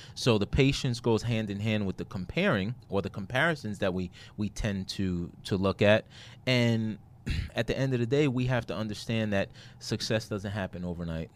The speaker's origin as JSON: {"language": "English", "town": "New York City", "region": "New York", "country": "United States", "moved": "yes", "said": "I'm from Brooklyn, New York"}